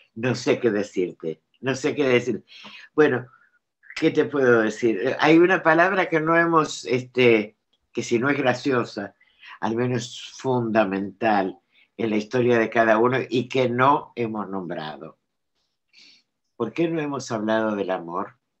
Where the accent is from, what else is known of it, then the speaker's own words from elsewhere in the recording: Argentina; now in France; tengo la, nacionalidad francesa. Presido, tengo mis papeles en orden, pero yo soy argentina.